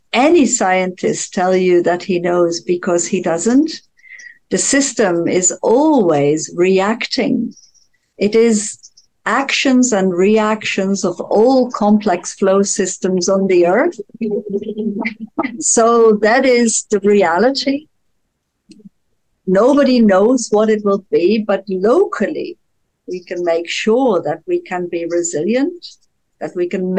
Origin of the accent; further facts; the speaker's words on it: Netherlands; I'm from Holland.